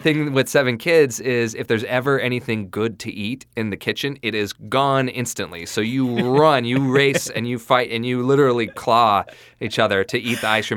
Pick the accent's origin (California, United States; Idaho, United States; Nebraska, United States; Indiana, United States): Idaho, United States; southeast; I grew up in a small town in southeast Idaho, actually in the county in southeast Idaho.